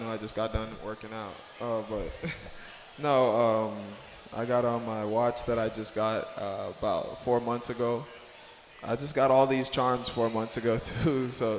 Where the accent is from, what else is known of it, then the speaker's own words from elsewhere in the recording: Bahamas; growing up in the Bahamas was definitely a blessing